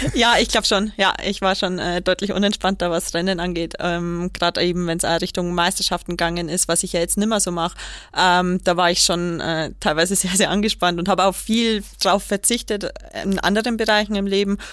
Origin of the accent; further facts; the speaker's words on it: Kelheim, Bavaria, Germany; ist ja mein, meine Heimatstadt. Ähm, ich komme ja aus Kehlheim